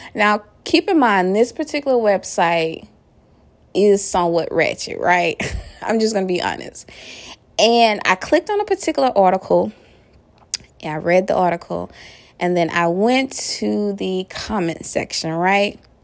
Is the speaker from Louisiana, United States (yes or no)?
yes; Louisiana, United States; my home state of Louisiana